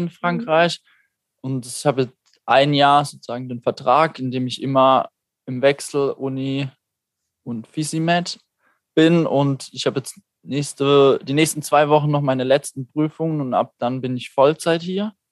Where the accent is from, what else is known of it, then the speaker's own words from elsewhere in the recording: Neutert, Baden-Württemberg, Germany; Ursprünglich aus Karlsruhe.